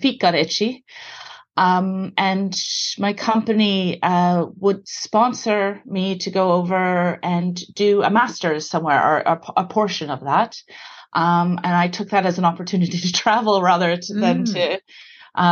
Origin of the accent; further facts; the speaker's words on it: Toronto, Ontario, Canada; accent: Canadian; So I was born in Toronto, in Canada. I grew up in the suburbs there, to Irish parents